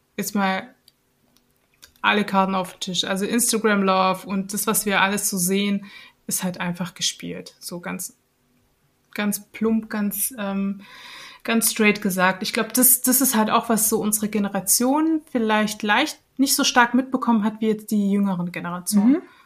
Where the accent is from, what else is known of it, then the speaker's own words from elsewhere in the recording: Germany; bei uns in Deutschland